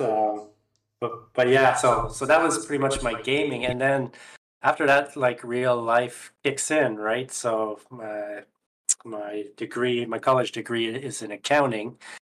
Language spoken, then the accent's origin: English; Canada; I'm Canadian, so from Canada